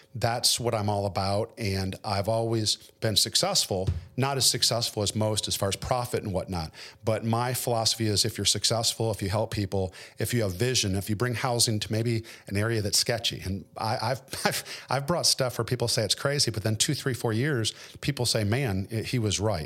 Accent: Detroit, Michigan, United States; moved away as an adult; also born or lived in Fort Lauderdale, Florida; now in Nashville, United States; I was born and raised in Detroit in a relatively middle-class neighborhood

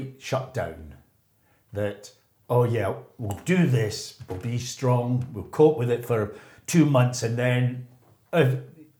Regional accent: Glasgow, Scotland, United Kingdom; moved away; also born or lived in Islington, London / Sheffield; at 3 years old, my dad's job took him to Glasgow and the whole family moved up to Glasgow

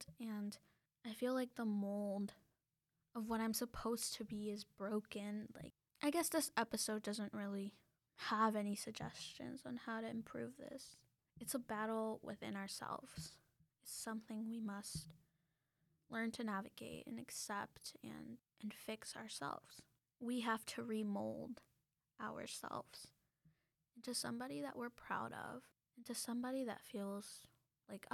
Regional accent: United States; also born or lived in Mexico; I was born in the United States

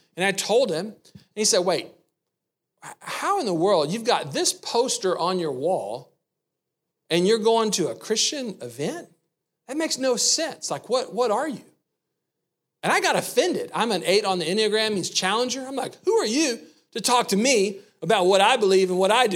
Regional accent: the South, United States; I grew up in the South

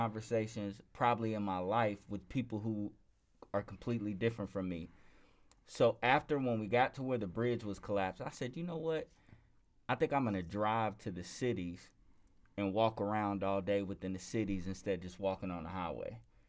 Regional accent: Lexington, Kentucky, United States; Yeah, I'm from Lexington, Kentucky.

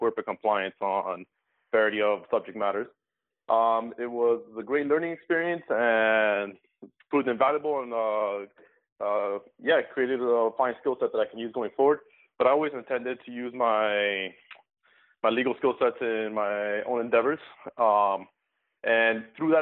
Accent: Miami, Florida, United States; I grew up in Miami, Florida, as did my co-founder, to a Cuban family

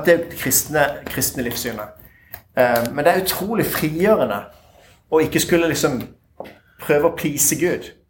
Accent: Tønsberg, Vestfold, Norway; Jeg er fra Tønsberg.

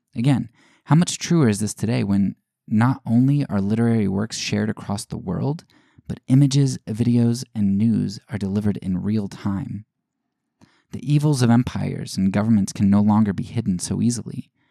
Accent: United States; as an American citizen, uh, as a white middle class citizen

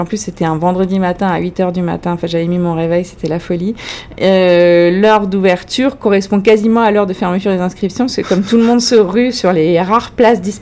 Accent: France; accent: French; excusez euh, mon français ou mon accent français.

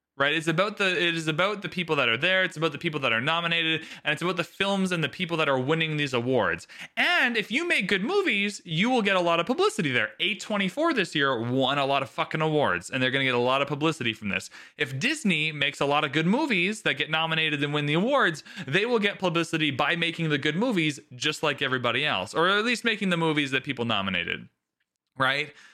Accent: Canada; So I'm Canadian

